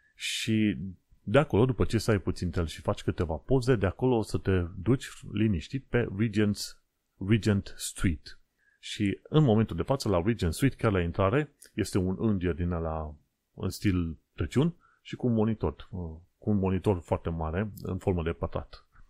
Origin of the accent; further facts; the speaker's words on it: Romania; moved away as an adult; now in London, United Kingdom; am plecat din România și uite, am ajuns aici